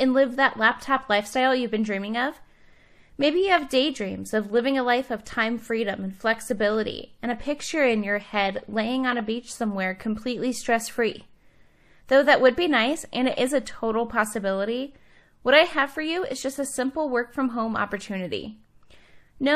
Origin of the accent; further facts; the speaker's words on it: Cleveland, Ohio, United States; now in Salt Lake City, United States; I'm originally from Cleveland